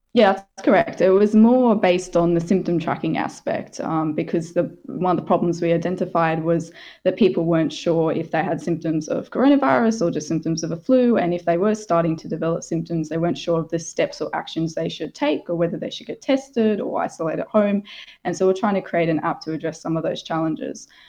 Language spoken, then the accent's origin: English; Australia; moved away; my home country, Australia